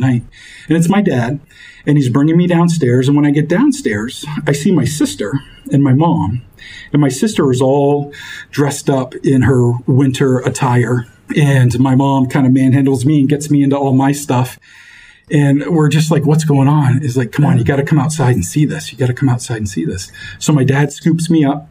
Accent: Fort Kent, Maine, United States; also born or lived in Bar Harbor, Maine; I grew up in Fort Kent, and we lived on Main Street.

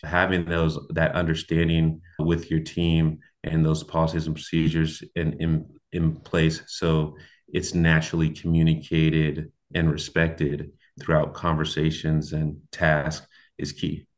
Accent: Portland, Oregon, United States; moved away as an adult; also born or lived in New York; now in Cincinnati, United States; I was born in New York, raised in Portland, Oregon with my mother

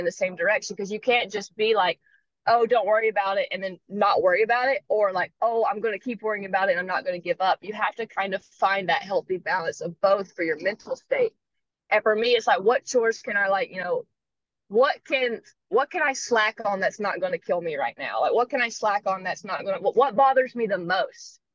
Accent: North Carolina, United States; moved away as an adult; now in Hawaii, United States; I'm also 5,000 miles away from home. I'm from North Carolina

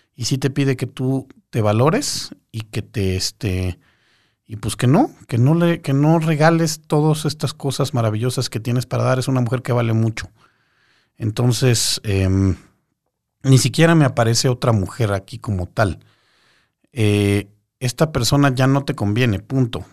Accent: Mexico City, Mexico; Yo soy de la Ciudad de México, sí, yo aquí estoy en la Ciudad de México

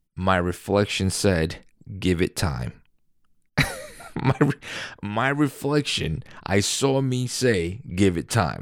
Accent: New York, United States; I'm a New Yorker

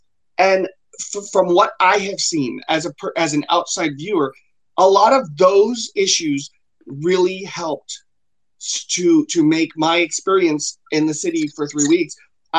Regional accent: the South, United States; because like I said, I'm from the South, and so it was very much an eye opener.

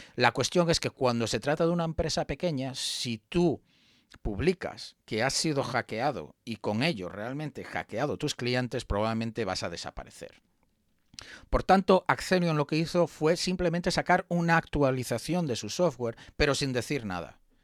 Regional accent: Spain; los que somos españoles

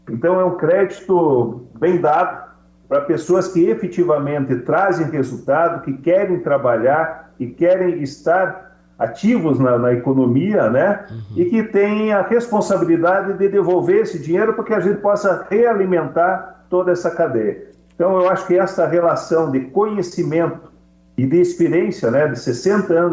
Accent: Paraná, Brazil; Eu enalteço como paranaense, como brasileiro, o grande papel dessas cooperativas.

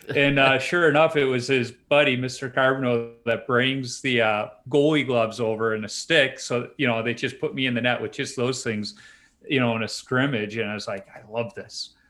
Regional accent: Chicago, Illinois, United States; I grew up on Chicago's, uh, south side in the Beverly Monk Greenwood neighborhood

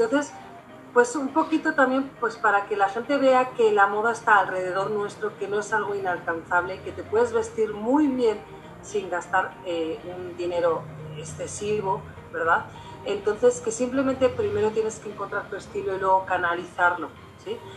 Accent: Spain; now in Durango, Mexico; soy diseñadora de moda, soy española y soy eh, profesora en la Universidad Autónoma de Durango

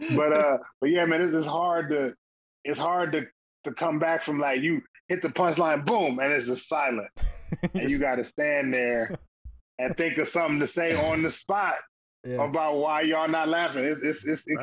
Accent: Toledo, Ohio, United States; I'm from Toledo, and there was a comedy club there

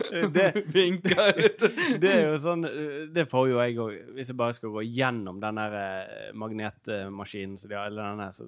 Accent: Denmark; Og så spør de ja, hvor du kommer fra. Nei, jeg kommer fra Danmark.

